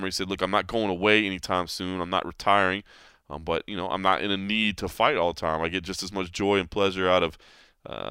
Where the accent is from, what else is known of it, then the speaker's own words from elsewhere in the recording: Dallas, Texas, United States; my hometown of Dallas